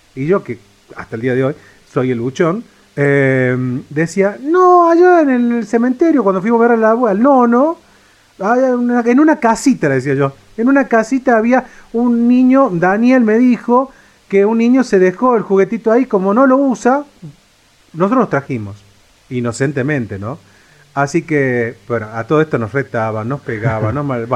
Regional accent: Córdoba, Argentina; moved away; yo vengo de la provincia de Córdoba

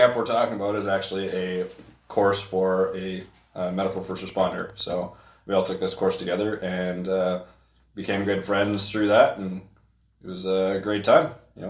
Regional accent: Sault Ste. Marie, Ontario, Canada; moved away as an adult; now in Edmonton, Canada; I'm not originally from Edmonton, so I'm from Ontario, a small city in northern Ontario, surrounded by Great Lakes, called Sault Ste. Marie. Yeah, I've been in Alberta for just over 4 years

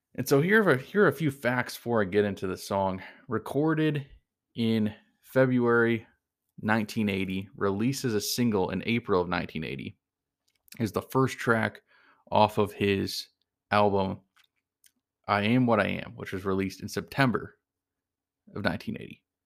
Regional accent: Cleveland, Ohio, United States; My, my hometown, Cleveland

